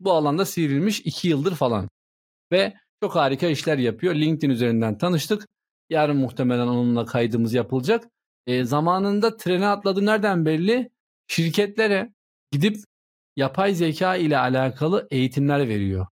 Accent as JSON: {"language": "Turkish", "country": "Turkey", "tie": "born or raised there", "first_language": "Turkish", "said": "Ben Türkçe biliyorum. Türkiye'de doğdum. Türkçeyi ana dilim olarak konuşuyorum."}